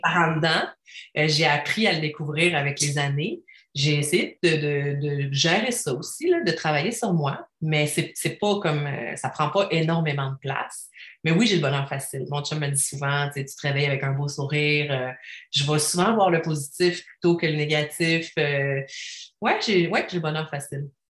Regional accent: Quebec City, Quebec, Canada; now in Estrie, Canada; je viens de Québec.

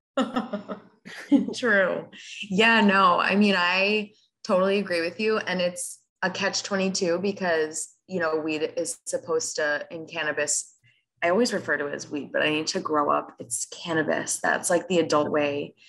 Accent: Rockland County, New York, United States; born or raised there; moved away

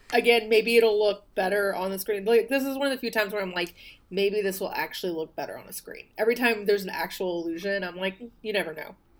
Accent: the South, United States; I'm from the South.

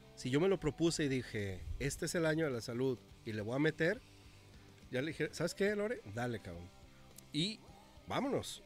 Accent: Mexico; nuestra cultura mexicana

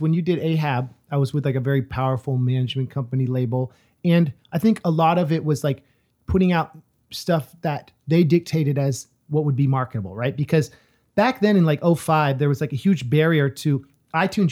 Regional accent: California, United States; moved away; also born or lived in East Coast; as a Californian who lived on the East Coast

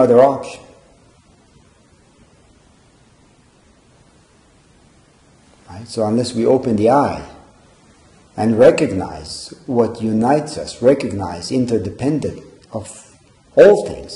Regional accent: Israel; moved away; growing up in Israel and dealing with conflict, dealing with exposure to conflict, which I grew up

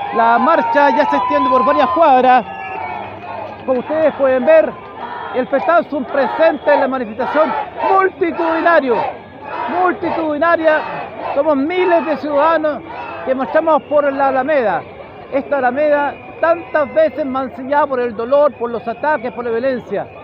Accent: Chile; somos muchos chilenos, de todas las condiciones

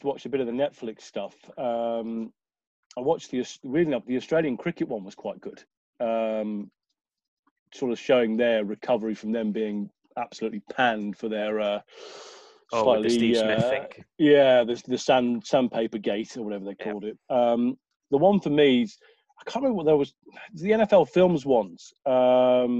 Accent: Southern England, United Kingdom; accent: Southern; despite my lovely Southern accent, my parents are both Scousers

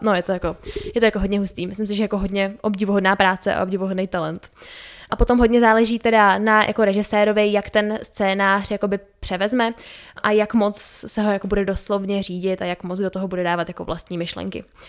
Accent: Czechia; u nás v Čechách

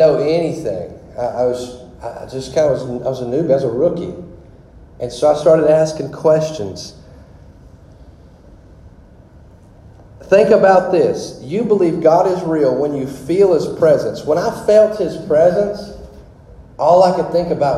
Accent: Louisiana, United States; I am from Louisiana. Of course, you can tell this boy ain't from the North.

